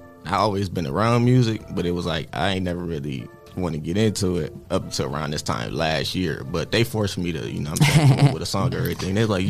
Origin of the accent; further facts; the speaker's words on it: Toledo, Ohio, United States; So yeah, from Toledo, Ohio, born and raised.